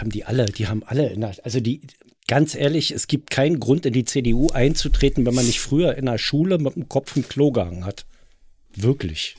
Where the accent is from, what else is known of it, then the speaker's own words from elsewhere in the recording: Berlin, Germany; hier bei uns in Berlin